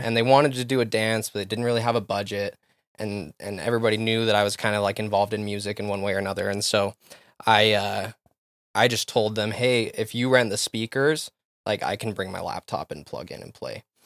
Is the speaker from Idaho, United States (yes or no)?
yes; Rexburg, Idaho, United States; moved away; also born or lived in Texas / Utah; growing up in Rexburg, we had B Y U Idaho right there